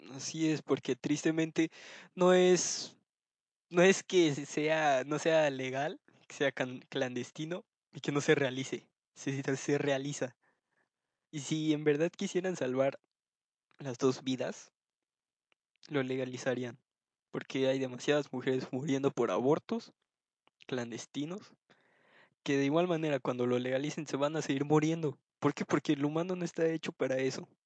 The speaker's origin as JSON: {"language": "Spanish", "country": "Mexico", "said": "decir que soy de México"}